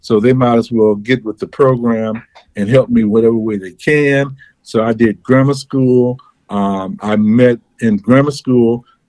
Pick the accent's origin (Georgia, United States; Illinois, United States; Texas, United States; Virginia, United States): Illinois, United States; Chicago; Well, I am from, as I am in Chicago. {S0} Okay. {S1} I was born and raised.